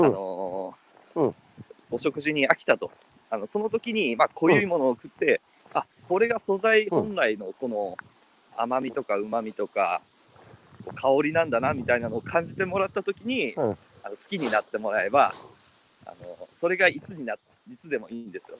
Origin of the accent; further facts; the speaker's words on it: Minamioguni, Kumamoto, Japan; 僕、生まれも育ちもこの南小国で、で、うん、ずっとここにいたいなっていうのがあって